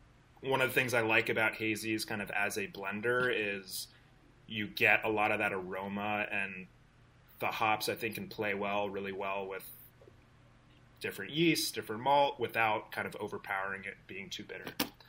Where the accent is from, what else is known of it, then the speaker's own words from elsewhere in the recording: West Coast, United States; So, like, I grew up on the West Coast, super, super bitter IPAs.